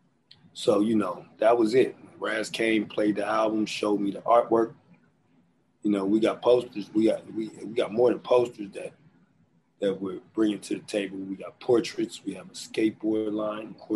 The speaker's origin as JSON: {"language": "English", "town": "Philadelphia", "region": "Pennsylvania", "country": "United States", "also_born_or_lived": "Los Angeles", "moved": "yes", "said": "I'm from Philly, so that's embedded in me."}